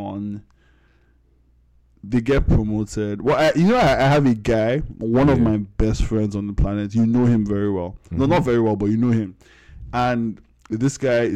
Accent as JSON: {"language": "English", "country": "Nigeria", "tie": "born or raised there", "said": "I grew up in Ugudu, so like I grew up around soldiers"}